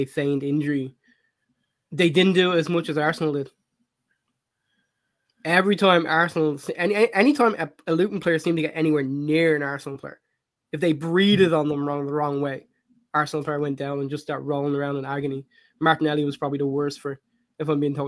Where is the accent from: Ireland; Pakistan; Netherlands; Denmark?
Ireland; growing up in Ireland